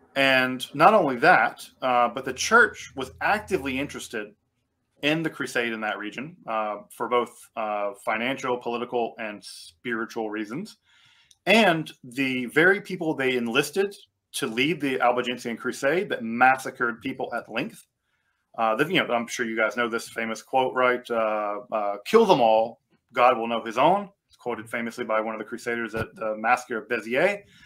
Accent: United States; I'm American.

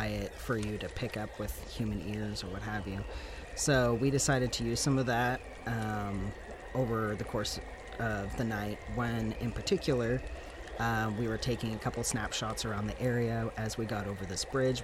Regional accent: Missouri, United States; now in Oregon, United States; I'm from Missouri originally

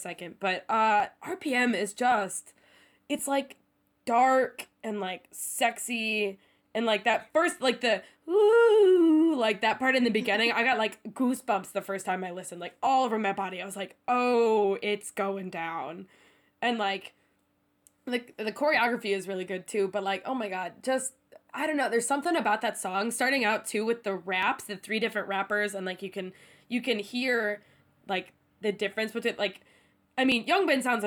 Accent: United States; moved away as an adult; now in Seoul, South Korea; I'm recording from America today

